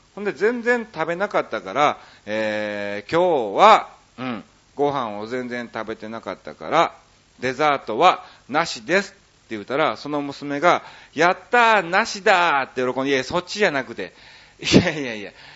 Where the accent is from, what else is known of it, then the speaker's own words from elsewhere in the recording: Kansai, Japan; accent: Kansai dialect; 僕関西人でしょ